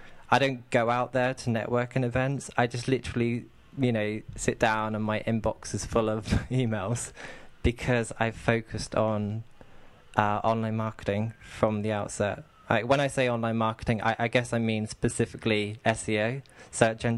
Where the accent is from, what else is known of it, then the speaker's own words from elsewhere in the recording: United Kingdom; accent: southern; also born or lived in near London; now in Manchester, United Kingdom; Manchester, but I've actually got a southern accent, so my accent is very different to the people in this area